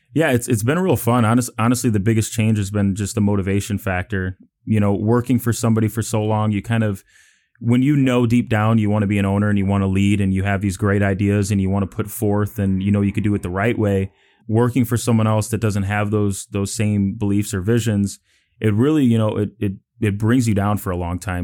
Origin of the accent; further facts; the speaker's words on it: Chicago, Illinois, United States; moved away as an adult; now in Houston, United States; I'm from Chicago, Illinois, so, you know, uh, the nice, cold, windy city